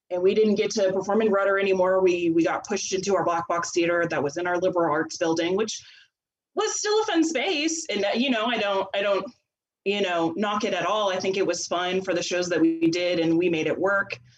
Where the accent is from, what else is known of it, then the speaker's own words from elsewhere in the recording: Sealy, Texas, United States; I'm from Sealy, Texas. I'm a I'm a coach's kid, so we moved around a whole lot. But for the majority of my my grade school, I, I was in Sealy